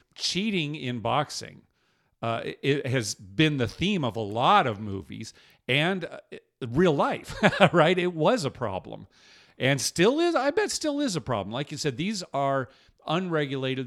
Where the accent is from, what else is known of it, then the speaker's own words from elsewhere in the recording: United States; just being an American